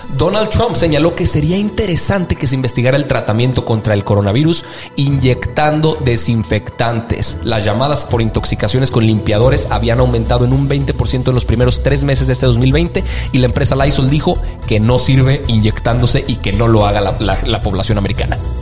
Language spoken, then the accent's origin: Spanish; Mexico; nosotros como mexicanos